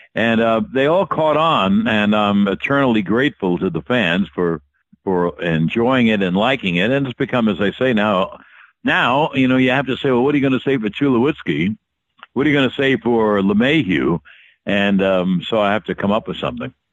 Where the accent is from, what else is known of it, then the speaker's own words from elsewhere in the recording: New York, United States; also born or lived in Atlanta; I was raised in New York as a child